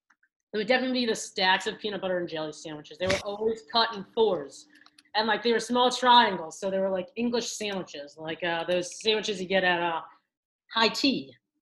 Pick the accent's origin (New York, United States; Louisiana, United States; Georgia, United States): New York, United States; New York City; moved away as an adult; also born or lived in Providence, Rhode Island; now in Chicago, United States; Growing up in Staten Island, we were in I'm one of four. I'm the third of four siblings.